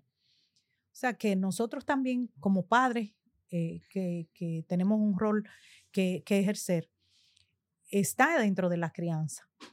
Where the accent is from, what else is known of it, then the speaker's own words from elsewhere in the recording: Dominican Republic; siendo República Dominicana, nuestro país natal